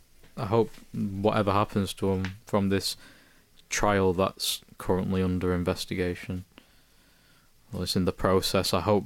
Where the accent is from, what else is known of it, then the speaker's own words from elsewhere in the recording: Manchester, North West England, United Kingdom; I'm from East Manchester, which is where the Etihad is.